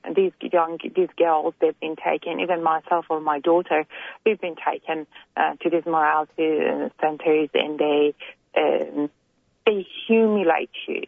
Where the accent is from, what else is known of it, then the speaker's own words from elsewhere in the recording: Iran; now in Australia; we're all immigrants from Iran here in Australia, America, or Canada.